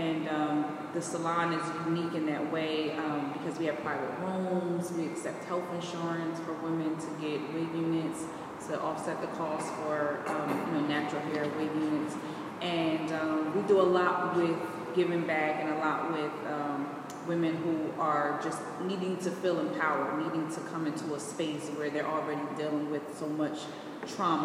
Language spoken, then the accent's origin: English; Trenton, New Jersey, United States; I'm from Trenton originally. So I come from an urban area where I didn't have money, raised by my grandmother